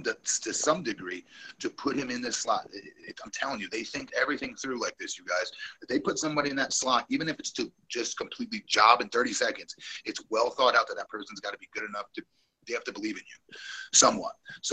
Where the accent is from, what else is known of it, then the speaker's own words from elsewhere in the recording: Florida, United States; He's a stud athlete in my home state.